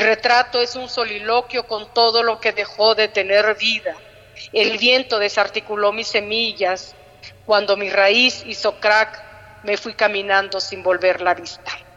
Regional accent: Juchitán, Oaxaca, Mexico; nací en Juchitán, mi abuela igual, mi mamá igual

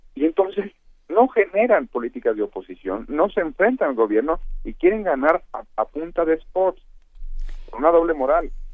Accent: Jalisco, Mexico; moved away; allá en mi estado

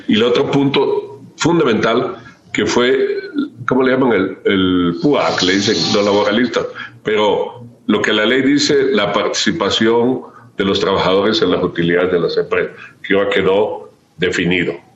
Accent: Chiapas, Mexico; yo soy de Chiapas, he hecho vida pública en Chiapas

